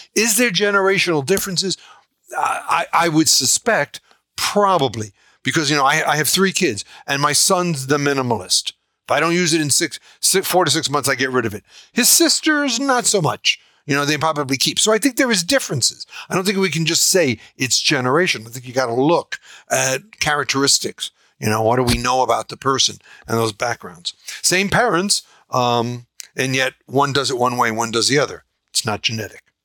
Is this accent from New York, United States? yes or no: yes; New York, United States; I'm from New York, we would say, shut up